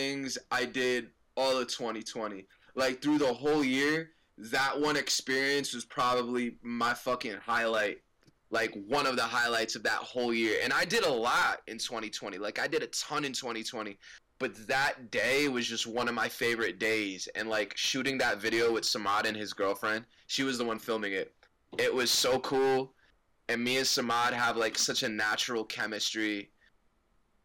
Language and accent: English; Livingston, New Jersey, United States; I'm from Livingston